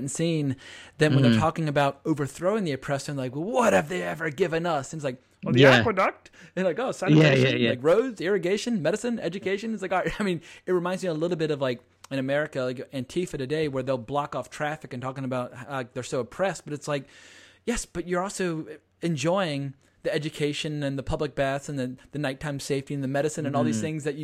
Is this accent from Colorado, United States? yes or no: no; Virginia, United States; I come from Virginia